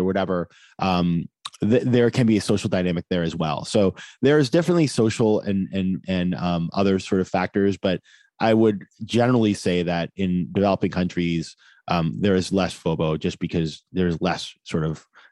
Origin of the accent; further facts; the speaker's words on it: Maine, United States; moved away; I was at my hometown in Maine